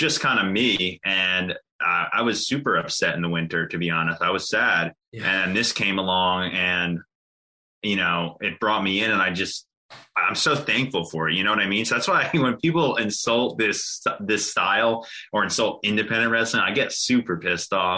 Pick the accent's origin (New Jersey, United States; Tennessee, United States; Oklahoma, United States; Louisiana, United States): New Jersey, United States; Jersey Shore, near Atlantic City; I grew up on the Jersey Shore, uh, very, very close to Atlantic City.